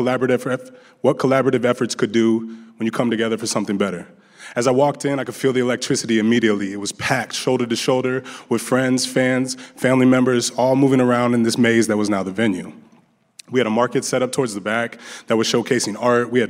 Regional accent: Des Moines, Iowa, United States; also born or lived in Las Vegas; I had a fairly simple life growing up in Des Moines.

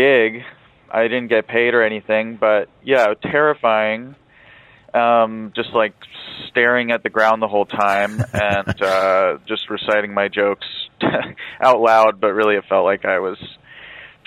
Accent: Philadelphia, Pennsylvania, United States; now in Los Angeles, United States; I'm from Philadelphia originally, and my parents are both converts to Islam

